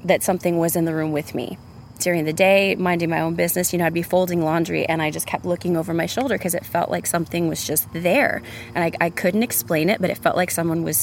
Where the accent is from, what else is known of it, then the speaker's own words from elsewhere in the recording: San Antonio, Texas, United States; now in Austin, United States; I'm originally from San Antonio, Texas